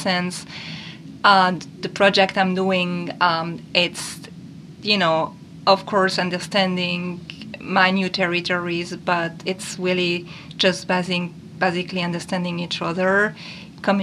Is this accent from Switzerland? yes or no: yes; Switzerland; also born or lived in northern Europe; now in New Orleans, United States; I was growing up in Switzerland and living most of my life in the north part of Europe and moving in 2016 to New Orleans, Louisiana